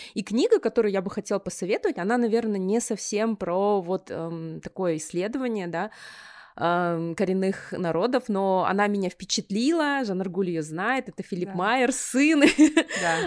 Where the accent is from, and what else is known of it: Kazakhstan; also born or lived in United States